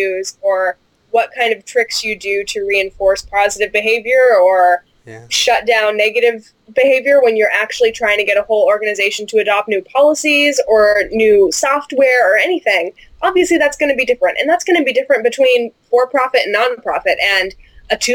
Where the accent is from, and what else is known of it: United States; moved away as an adult